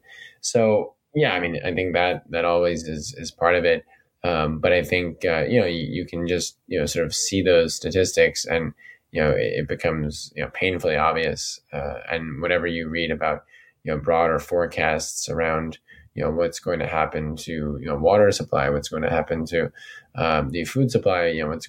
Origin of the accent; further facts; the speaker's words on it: New York, United States; growing up in New York and being in the city